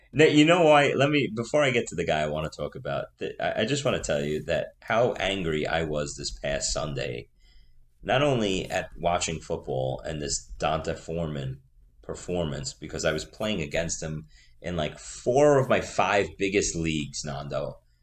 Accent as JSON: {"language": "English", "town": "New York City", "region": "New York", "country": "United States", "accent": "Staten Island", "said": "That's my Staten Island accent"}